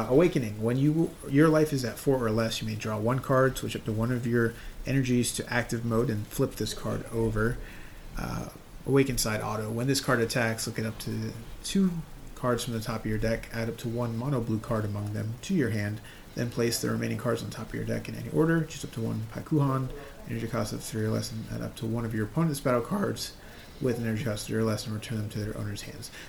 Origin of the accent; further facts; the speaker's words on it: United States; we're American